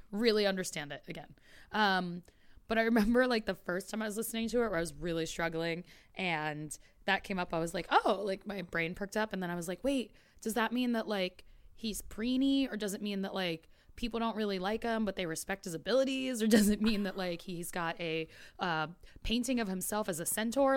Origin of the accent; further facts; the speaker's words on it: New York, United States; I grew up in New York